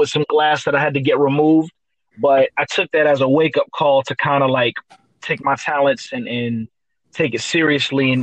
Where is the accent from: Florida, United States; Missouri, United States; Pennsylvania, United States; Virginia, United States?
Florida, United States; Sunrise; also born or lived in New York / Coral Springs, Florida; I was born in New York, but I spent the majority of my life in Sunrise, Florida